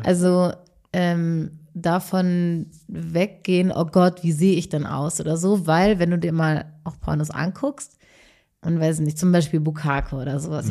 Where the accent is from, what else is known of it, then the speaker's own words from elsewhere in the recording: North Rhine-Westphalia, Germany; ich komme aus äh, aus NRW